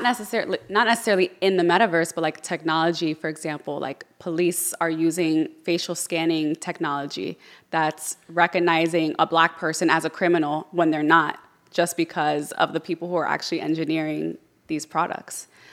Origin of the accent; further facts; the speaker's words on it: Yonkers, New York, United States; also born or lived in Orlando; now in Miami, United States; I'm from Yonkers